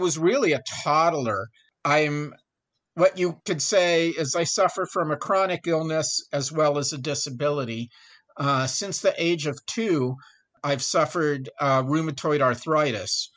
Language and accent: English; San Francisco Bay Area, Northern California, United States; moved away as an adult; also born or lived in Davis, California; now in El Paso, United States; I'm from Northern California. I grew up in the San Francisco Bay Area